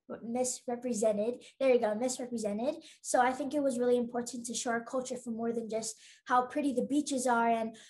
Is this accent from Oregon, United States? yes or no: no; Hawaii, United States; it being filmed in Hawaii where I'm from and, you know, me being like Hawaiian